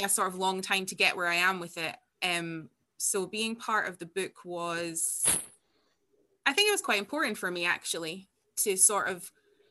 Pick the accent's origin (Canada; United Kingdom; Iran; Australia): United Kingdom; far north of Scotland; I am Scottish and I was born here, and I grew up in outside of the most northerly town in Scotland